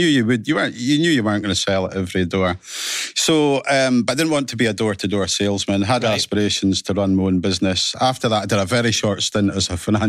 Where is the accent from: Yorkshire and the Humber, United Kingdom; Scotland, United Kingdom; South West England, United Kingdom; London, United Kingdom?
Scotland, United Kingdom; Aberdeen, Alva, Callander; Originally, Ellen Academy up in Aberdeen.